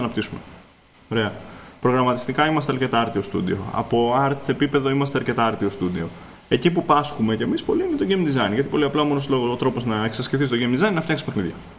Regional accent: Greece; είμαι Έλληνας, φτιάχνω παιχνίδια

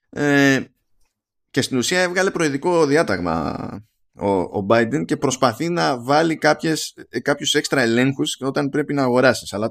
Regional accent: Egypt; ξέρω, τι να σας πω, είμαι από την Αίγυπτο. Άρα από την Αφρική.

